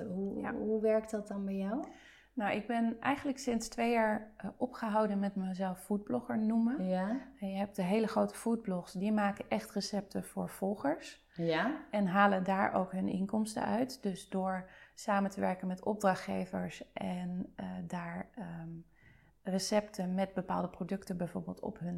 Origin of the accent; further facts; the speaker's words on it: De Lier, South Holland, Netherlands; ik kom uit het Westland. Ik kom uit de Lier.